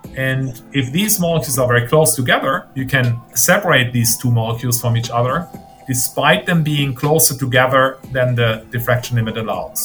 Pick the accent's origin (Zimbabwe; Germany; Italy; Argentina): Germany; moved away as an adult; also born or lived in Maine, United States; now in United States; I grew up in Germany uh, got my physics degree in Germany